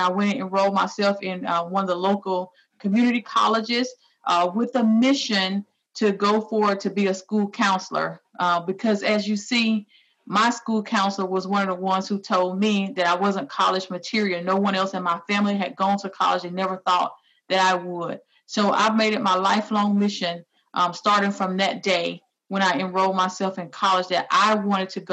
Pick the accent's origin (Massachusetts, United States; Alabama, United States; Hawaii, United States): Alabama, United States; moved away as an adult; also born or lived in Texas; now in Nebraska, United States; I was born and raised in Alabama